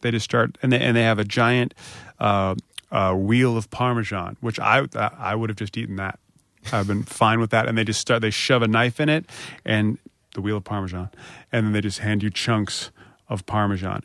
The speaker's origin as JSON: {"language": "English", "town": "Springfield", "region": "Virginia", "country": "United States", "also_born_or_lived": "Harrisonburg, Virginia / Richmond, Virginia", "said": "I'm from Springfield, Virginia"}